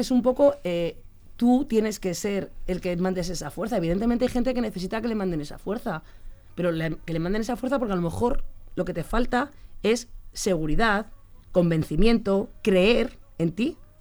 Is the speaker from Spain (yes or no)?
yes; Leganés, Community of Madrid, Spain; Vivimos en Leganes, que es mi pueblo. Es mi pueblo